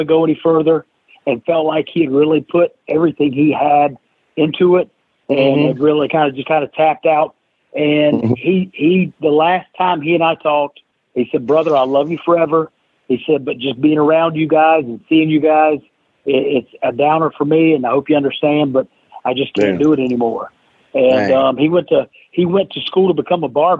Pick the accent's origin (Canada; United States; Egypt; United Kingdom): United States; south of Greensboro, North Carolina; I grew up in the mid-80s in North Carolina, right south of Greensboro